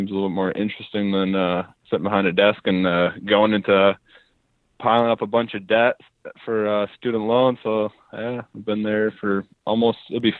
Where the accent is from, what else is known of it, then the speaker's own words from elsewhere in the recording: Zeeland, Michigan, United States; Yeah. I was born in Zeeland.